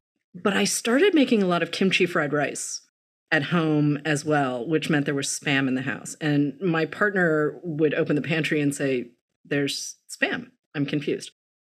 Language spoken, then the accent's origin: English; the Northeast, a suburb of Boston, Massachusetts, United States; moved away; I've always integrated spaces that I've lived in I grew up in the Northeast and there were not a lot of any of us, whether we were Korean American, Chinese American or Japanese American